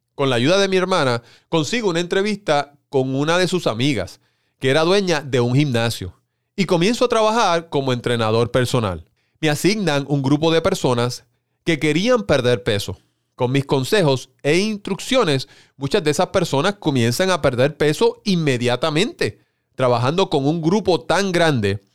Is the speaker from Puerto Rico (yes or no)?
yes; Puerto Rico; en mi país, Puerto Rico